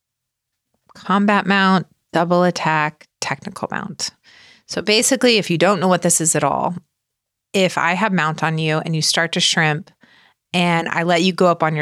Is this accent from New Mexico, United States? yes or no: no; Indiana, United States; accent: northern; we're from Indiana